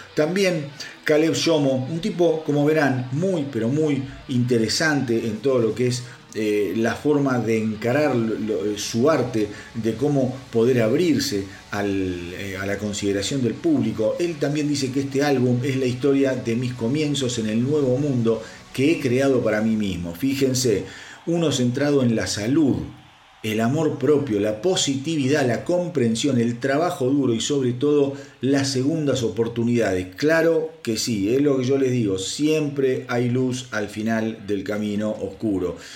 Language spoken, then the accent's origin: Spanish; Argentina; en mi país, en Argentina